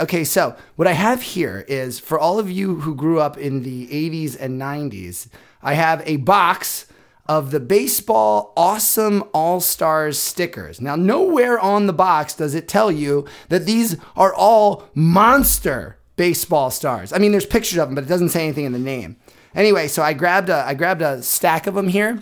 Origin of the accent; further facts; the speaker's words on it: Philadelphia, Pennsylvania, United States; we're from Philly